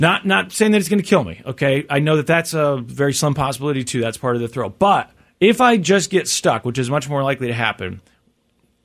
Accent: Missouri, United States; I'm from Missouri

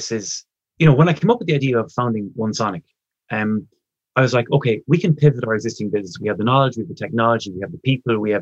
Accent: Ireland; we're Irish

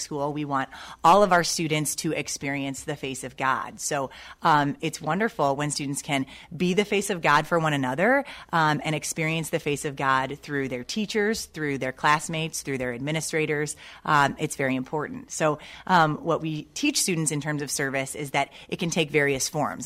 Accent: Toledo, Ohio, United States; moved away as an adult; also born or lived in Sylvania, Ohio; now in Pittsburgh, United States; I'm from Toledo, Ohio

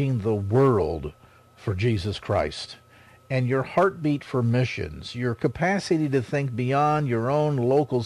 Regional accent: South San Francisco, California, United States; my hometown, South San Francisco

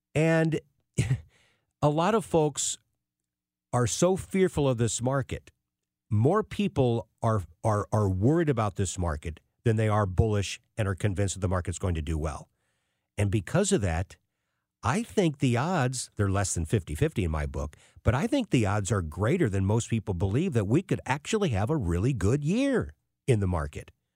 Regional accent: St. Louis, Missouri, United States; As a Saint Louis kid growing up in North County

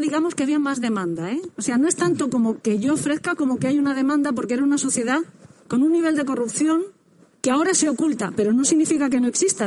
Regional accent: San Vicente del Raspeig, Valencian Community, Spain; yo soy de San Vicente del Raspey, que es un pueblo de, Alicante

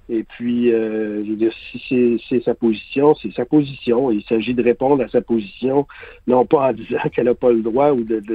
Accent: Quebec, Canada; On peut discuter de ces questions-là entre Québécois, quelle que soit notre langue maternelle

